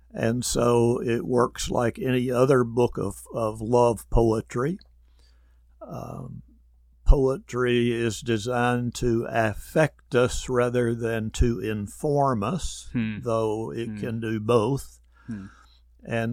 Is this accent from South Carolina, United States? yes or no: no; Texas, United States; I grew up in Texas in a small town about 30 miles east of Dallas.